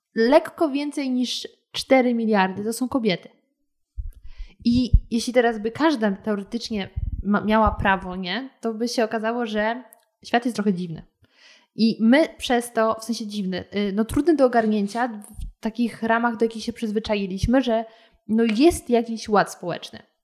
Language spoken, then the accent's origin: Polish; Lower Silesian Voivodeship, Poland; now in Warsaw, Poland; oryginalnie pochodzę z Dolnego Śląska